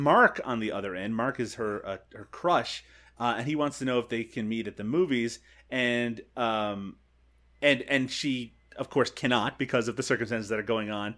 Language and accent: English; Canada; as a Canadian